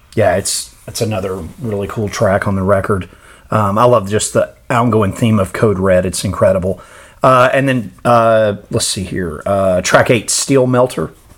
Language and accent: English; United States; as an American fan living in a world basically without metal in this country